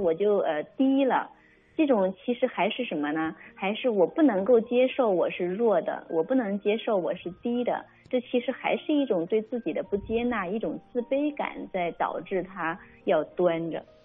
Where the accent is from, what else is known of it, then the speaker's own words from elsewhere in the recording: China; 我们中国人说，哎呀，给点儿面子吧